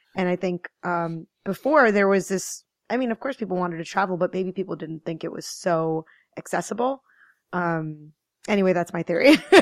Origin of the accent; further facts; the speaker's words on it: Maryland, United States; moved away as an adult; also born or lived in New York City area / New Jersey; now in Hudson Valley, United States; I grew up in Maryland, but I've kinda lived in the New York City area in Jersey for, like, fourteen years